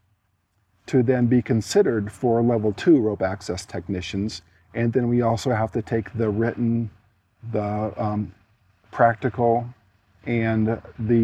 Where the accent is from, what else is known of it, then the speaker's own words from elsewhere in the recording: South Dakota, United States; moved away as an adult; I'm from South Dakota, this is my home state